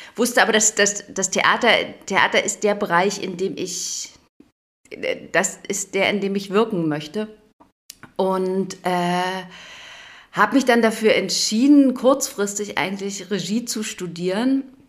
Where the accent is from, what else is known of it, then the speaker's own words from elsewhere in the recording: Berlin, Brandenburg, Germany; now in Memmingen, Germany; ich komme aus Brandenburg, Berlin